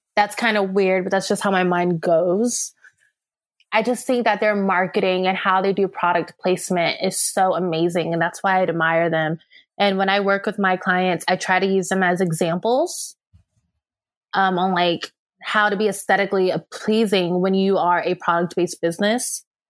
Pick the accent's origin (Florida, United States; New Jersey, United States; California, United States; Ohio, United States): California, United States; moved away; I'm a Californian at heart, and we don't really sugarcoat stuff. So, No, by heart, I was raised there